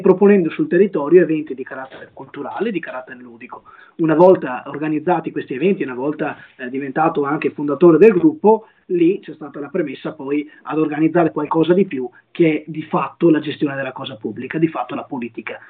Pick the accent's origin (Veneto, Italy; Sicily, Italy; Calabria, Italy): Veneto, Italy; Monteviale; nel mio paese di origine, nel mio comune di origine, ovvero Monteviale, un comune della città